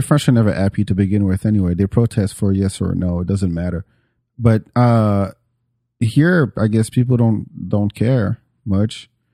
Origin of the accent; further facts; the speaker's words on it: France; now in Atlanta, United States; I'm from France